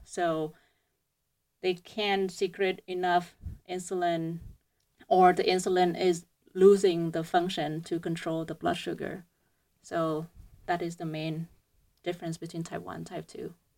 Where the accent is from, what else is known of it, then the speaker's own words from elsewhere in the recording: Vietnam; moved away as an adult; now in United States; I came from Hue University of Medicine and Pharmacy. So it's a, um, it's, it's a university in, um, Vietnam